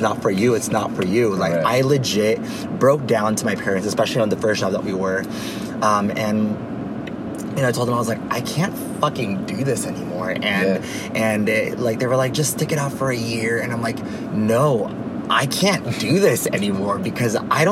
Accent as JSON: {"language": "English", "town": "Hayward", "region": "California", "country": "United States", "tie": "born or raised there", "also_born_or_lived": "Philippines", "said": "I came here at the age of 5 to Hayward, where I grew up pretty much my whole entire life."}